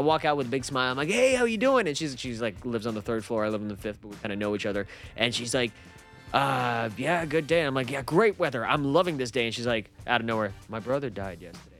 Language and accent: English; Russia; I'm Russian